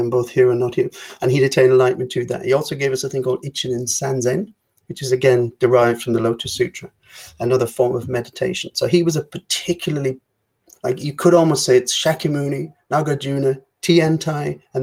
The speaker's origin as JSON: {"language": "English", "country": "Ireland", "said": "I have to prepare as an Irish person"}